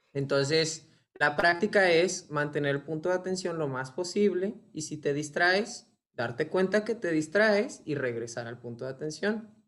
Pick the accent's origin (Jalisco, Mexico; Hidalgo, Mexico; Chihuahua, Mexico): Chihuahua, Mexico; Ciudad Juárez; Nací en Ciudad Juárez y pues crecí en un contexto, digamos, como religioso.